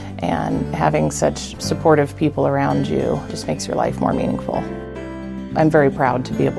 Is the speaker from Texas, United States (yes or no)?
no; Hastings, Nebraska, United States; I'm from Hastings, Nebraska. I've been here several generations. My grandmother was the youngest of 11, and she was the first of those 11 to be born here at Mary Lanning. Both of my parents were born at Mary Lanning, as was my brother and I.